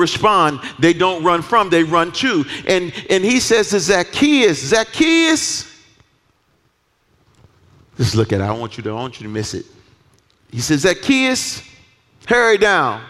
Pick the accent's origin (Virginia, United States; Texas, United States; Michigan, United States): Michigan, United States; Detroit; I'm from Detroit. I'm just from Detroit